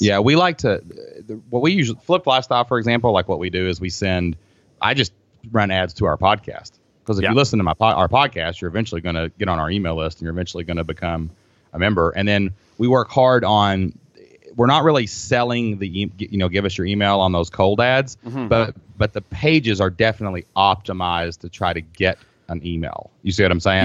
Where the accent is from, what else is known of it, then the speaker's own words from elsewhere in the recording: Kentucky, United States; I'm from Kentucky.